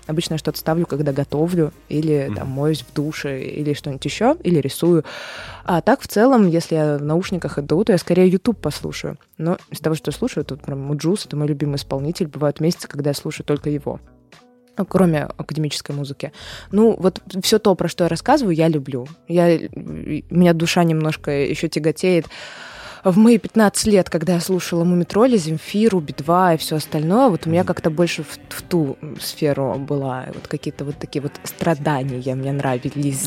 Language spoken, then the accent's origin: Russian; Saint Petersburg, Russia; also born or lived in Moscow; сейчас мы в Питере, и считается, что я из Питера